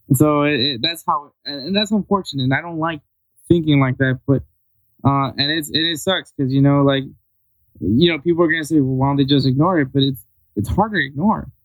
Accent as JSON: {"language": "English", "region": "Texas", "country": "United States", "tie": "born or raised there", "also_born_or_lived": "Los Angeles, California", "said": "I'm a Texas boy"}